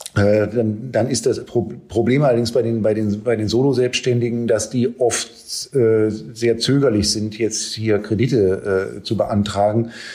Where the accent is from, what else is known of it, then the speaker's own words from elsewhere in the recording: Berlin, Germany; als Berliner